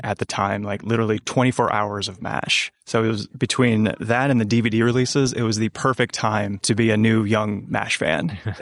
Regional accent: upstate New York, United States; moved away; I'm originally from upstate New York

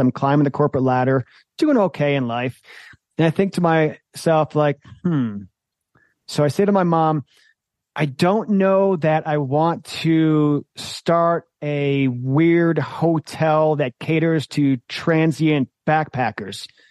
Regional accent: Michigan, United States; I grew up in Michigan

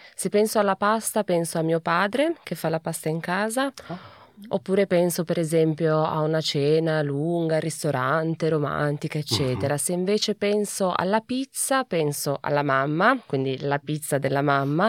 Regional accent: Piedmont, Italy; moved away as an adult; now in Germany; io vengo dal Piemonte

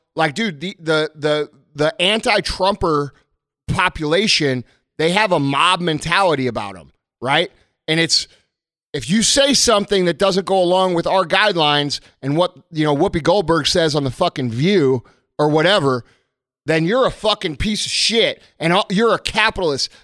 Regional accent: United States; we as American people

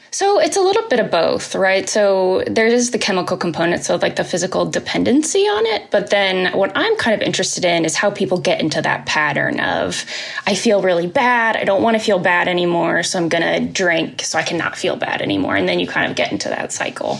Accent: Indianapolis, Indiana, United States; now in Lexington, United States; I'm originally oh. from Indianapolis

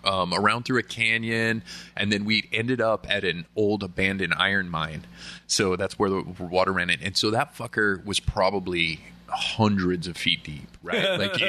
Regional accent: Nevada, United States; moved away; Growing up in Nevada, right? Middle of nowhere desert.

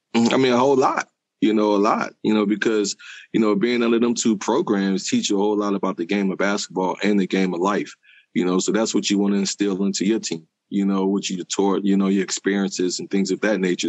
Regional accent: Philadelphia, Pennsylvania, United States; I grew up in South Philadelphia.

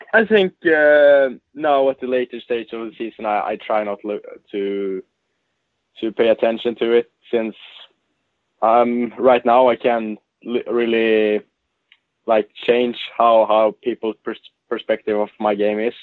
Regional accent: Gothenburg, Västra Götaland, Sweden; now in Luleå, Sweden; in Gothenburg. Um I grew up there

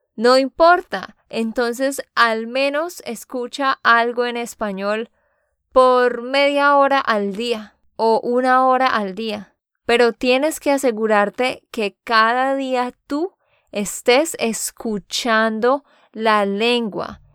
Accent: Santander, Colombia; de Santander, Colombia

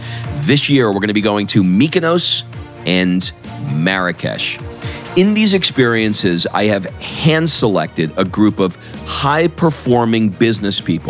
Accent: New York City, New York, United States; also born or lived in Brooklyn; my family escaped to the suburbs of Queens.

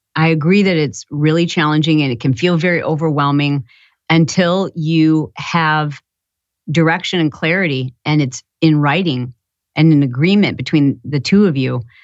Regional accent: Michigan, United States; I grew up in Michigan

